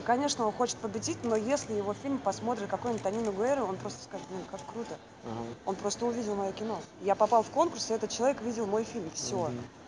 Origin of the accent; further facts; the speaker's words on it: Saint Petersburg, Russia; Работала пролетариат настоящий, как надо, питерский такой, коренной